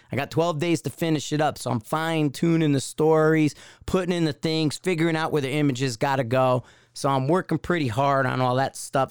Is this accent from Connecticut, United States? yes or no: yes; Connecticut, United States; growing up in Connecticut